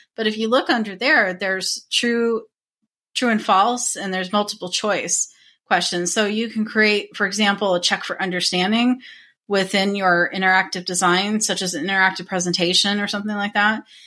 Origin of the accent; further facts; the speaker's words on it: Arizona, United States; I was born and raised in Arizona, and I still live here